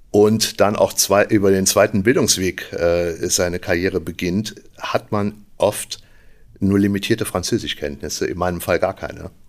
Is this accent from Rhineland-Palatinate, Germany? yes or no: yes; Igel, Rhineland-Palatinate, Germany; now in Trier, Germany; Ich komme aus Igel, das kennt natürlich keiner, also ein kleines Dorf bei Trier. Wir wohnen jetzt in Trier.